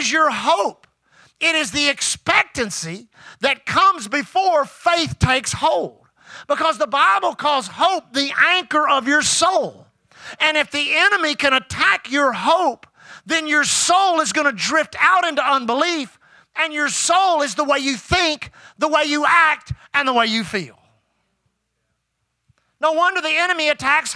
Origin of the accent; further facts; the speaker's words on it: Houston, Texas, United States; I grew up here in Houston.